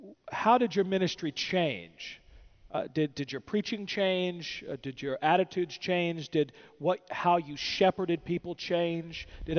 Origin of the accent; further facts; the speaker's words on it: Virginia, United States; I'm from Virginia.